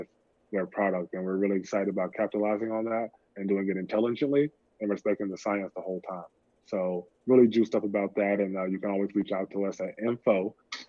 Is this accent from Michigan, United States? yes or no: no; Chattanooga, Tennessee, United States; moved away; I'm from Chattanooga, Tennessee, a small railroad town on the East Coast